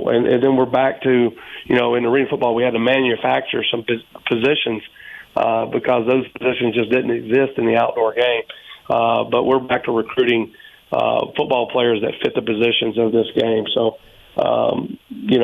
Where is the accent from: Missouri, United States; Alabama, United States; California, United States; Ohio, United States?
Alabama, United States; Birmingham; now in Arizona, United States; my wife and I also own a hockey team in Birmingham, Alabama, so which is my hometown